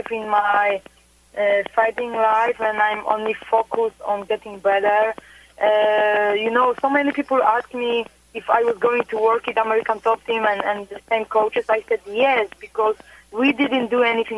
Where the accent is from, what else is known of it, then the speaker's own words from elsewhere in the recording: Poland; moved away as an adult; also born or lived in Florida; I love my homeland, and I was born and raised in Poland